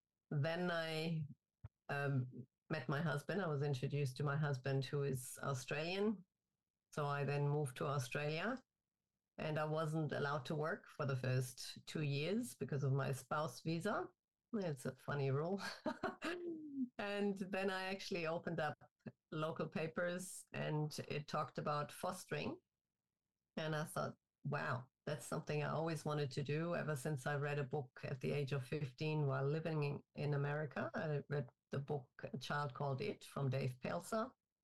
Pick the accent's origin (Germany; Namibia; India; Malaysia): Germany; English is a second language; also born or lived in Turkey / North Carolina, United States; I'm originally from Germany, and I did my schooling in Germany, in Turkey, and I finished it off in the U.S. in North Carolina.